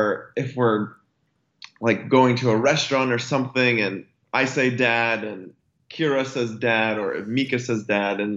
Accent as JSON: {"language": "English", "town": "San Jose", "region": "California", "country": "United States", "tie": "born or raised there", "also_born_or_lived": "Colorado", "moved": "as an adult", "said": "I grew up in the Bay Area, specifically in San Jose / Los Gatos area"}